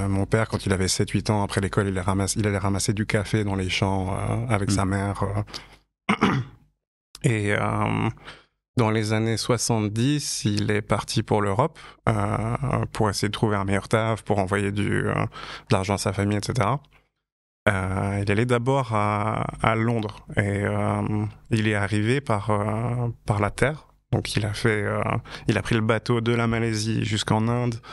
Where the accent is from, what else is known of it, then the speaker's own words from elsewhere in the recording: Payerne, Vaud, Switzerland; je suis né en 1987 en Suisse.